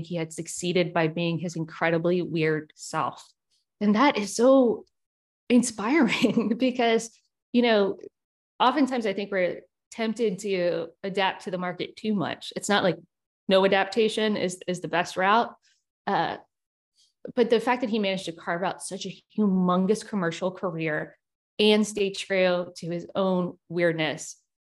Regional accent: Richmond, Virginia, United States; also born or lived in South Carolina / Auckland, New Zealand; here in my hometown

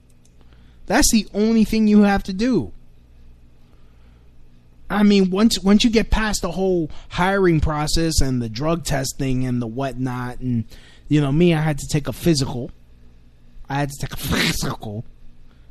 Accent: Puerto Rico; I'm an American. I'm a dark-skinned Puerto Rican.

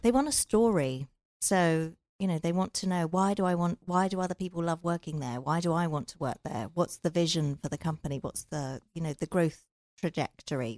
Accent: England, United Kingdom; moved away as an adult; also born or lived in London / Silicon Valley; now in Southern California, United States; I'm from England

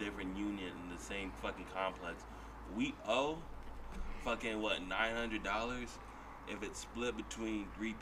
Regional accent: Chandler, Arizona, United States; From Chandler, Arizona

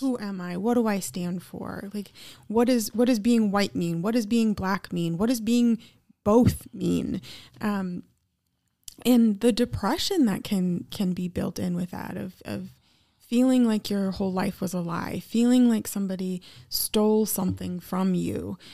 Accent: Eau Claire, Wisconsin, United States; I grew up in Eau Claire, Wisconsin

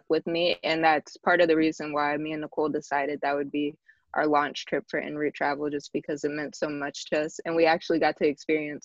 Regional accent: New Jersey, United States; I'm from New Jersey

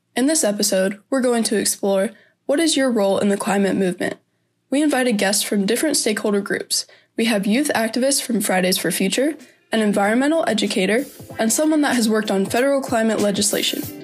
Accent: Defiance, Ohio, United States; I'm from Defiance, Ohio, where I'm a current senior at Fairview High School

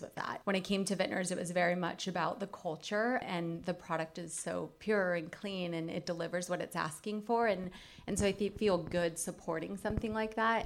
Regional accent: Colorado, United States; I grew up in Colorado

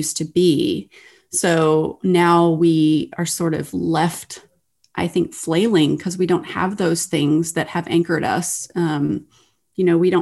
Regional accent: Texas, United States; now in Ohio, United States; I live in Ohio. I grew up in Texas, so I'm not with my family of origin

